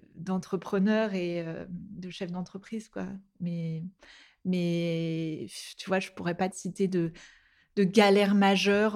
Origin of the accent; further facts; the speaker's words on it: Nantes, Pays de la Loire, France; on vient de Nantes à la base et on a notre famille là-bas, on a bougé à Nantes.